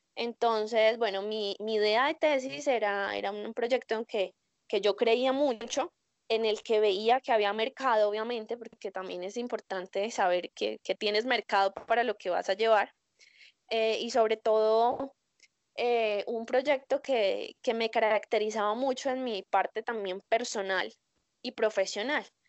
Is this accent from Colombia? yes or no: yes; Colombia; yo soy colombiana